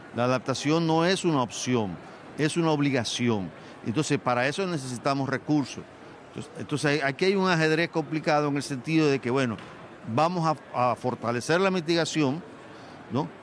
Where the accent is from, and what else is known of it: Dominican Republic